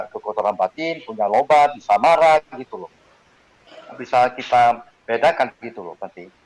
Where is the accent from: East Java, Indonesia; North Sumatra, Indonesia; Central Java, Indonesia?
North Sumatra, Indonesia; Medan; kita dari Medan